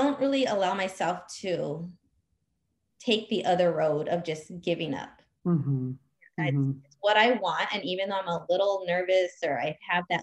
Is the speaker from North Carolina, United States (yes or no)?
no; Whittier, California, United States; moved away as an adult; also born or lived in upstate New York; I grew up in Whittier, California